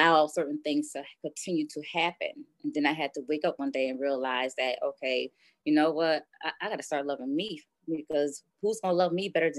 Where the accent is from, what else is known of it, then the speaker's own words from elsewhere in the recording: Poughkeepsie, New York, United States; now in Buffalo, United States; I'm originally from Poughkeepsie, New York